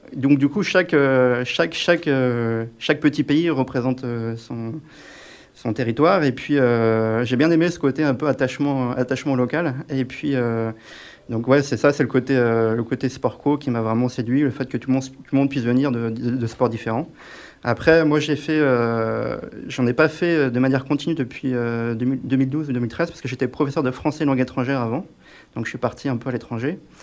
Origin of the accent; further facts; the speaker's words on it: Brittany, France; now in Grenoble, France; je viens de Bretagne